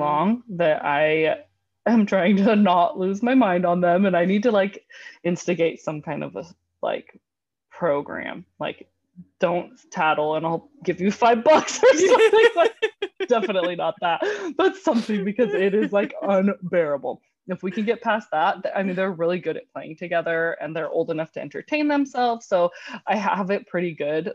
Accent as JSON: {"language": "English", "region": "California", "country": "United States", "tie": "born or raised there", "moved": "yes", "said": "I'm from California, so my childhood was spent in, uh, in a real pool"}